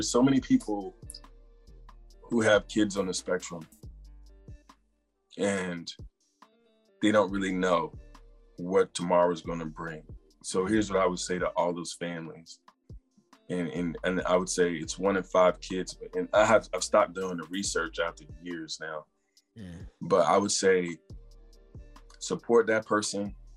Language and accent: English; South Carolina, United States; moved away as an adult; also born or lived in San Diego / Los Angeles / Seattle / Detroit; now in Maryland, United States; I grew up in South Carolina